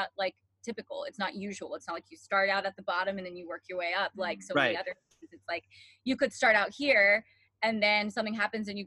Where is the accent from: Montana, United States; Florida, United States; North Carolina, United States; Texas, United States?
North Carolina, United States; Hickory; I'm from Hickory, North Carolina